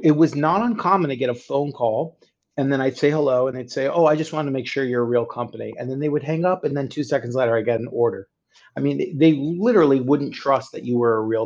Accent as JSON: {"language": "English", "town": "Miami Beach", "region": "Florida", "country": "United States", "also_born_or_lived": "Indiana / Chicago, Illinois", "moved": "as an adult", "lives_now": "Florida, United States", "said": "I'm originally from Miami Beach, Florida"}